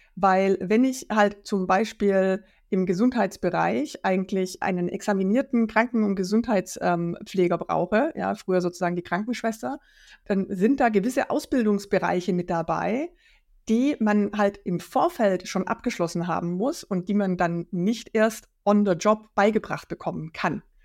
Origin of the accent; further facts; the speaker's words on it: Black Forest, Baden-Württemberg, Germany; moved away as an adult; also born or lived in Worms / Rhine-Main area; now in Frankfurt am Main, Germany; Ich komme aus dem Schwarzwald ähm, und bin ein Arbeiterkind